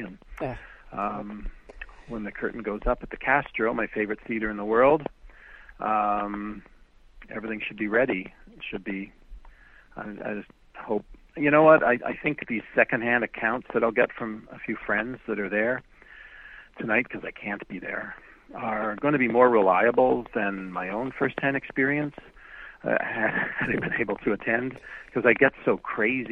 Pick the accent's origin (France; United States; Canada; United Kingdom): Canada; Winnipeg, Manitoba; moved away; I taught at University of Manitoba in my hometown of Winnipeg for almost 20 years